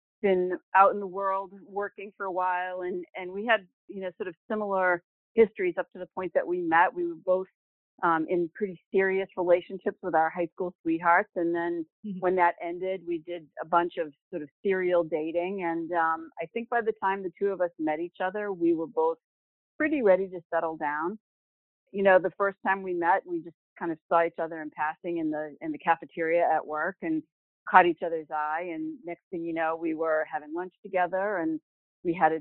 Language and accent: English; Boston, Massachusetts, United States; moved away as an adult; now in Hampton Falls, United States; I grew up right outside of Boston